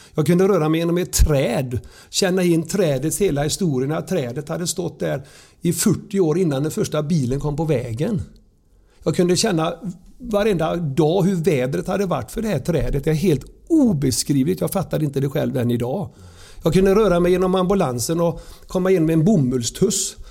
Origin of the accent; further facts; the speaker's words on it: Surte, Västra Götaland, Sweden; så växte jag upp i Sörte, nära kyrkogården. Surte brukssamhälle